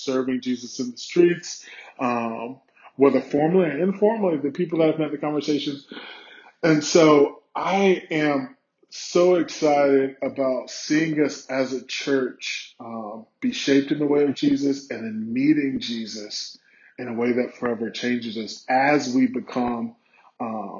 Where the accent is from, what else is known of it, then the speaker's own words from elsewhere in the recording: South Carolina, United States; moved away as an adult; also born or lived in Indiana / Colorado; now in New York, United States; I'm from South Carolina originally